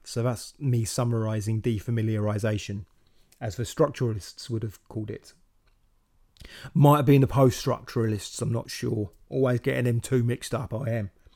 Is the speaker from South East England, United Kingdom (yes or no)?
yes; Slough, South East England, United Kingdom; moved away as an adult; also born or lived in Windsor; now in London, United Kingdom; I grew up in Slough